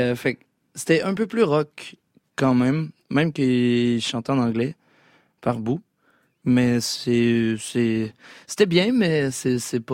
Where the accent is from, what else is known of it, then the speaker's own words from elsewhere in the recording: Quebec City, Quebec, Canada; petit garçon blanc de la ville de Québec